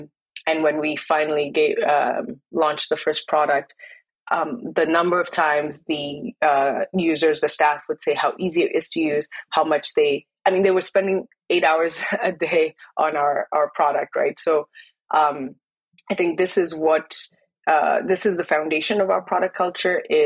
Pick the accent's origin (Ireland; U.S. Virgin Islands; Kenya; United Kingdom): Kenya; me growing up in Kenya